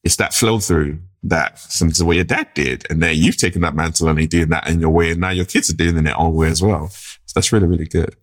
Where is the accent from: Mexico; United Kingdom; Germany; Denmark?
United Kingdom; London; grew up in, in, in the U K, grew up in London